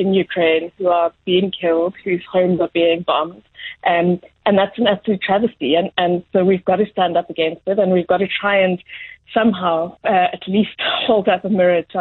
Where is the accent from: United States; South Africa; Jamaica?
South Africa